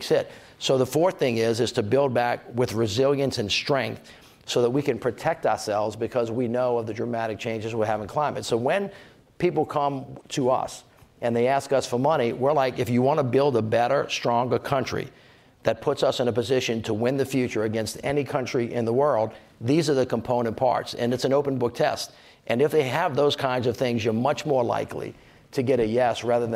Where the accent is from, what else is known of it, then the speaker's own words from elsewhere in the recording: Louisiana, United States; I'm from Louisiana